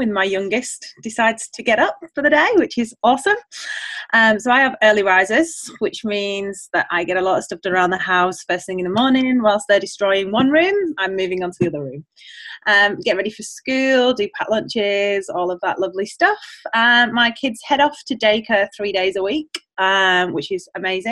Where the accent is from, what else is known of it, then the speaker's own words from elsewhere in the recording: England, United Kingdom; moved away as an adult; now in Australia; I'm originally from England, as you can probably hear with the accent. I have been here for 9 years, and we are staying in Australia.